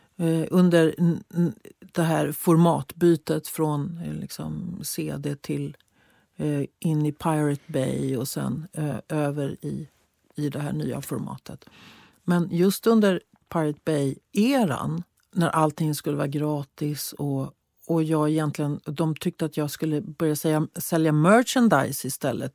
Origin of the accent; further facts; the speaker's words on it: Sweden; som svensk